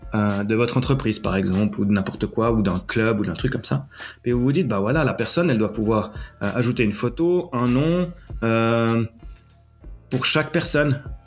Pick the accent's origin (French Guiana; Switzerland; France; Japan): Switzerland; accent: Swiss; je suis basé en Suisse, vous l'aurez entendu à mon accent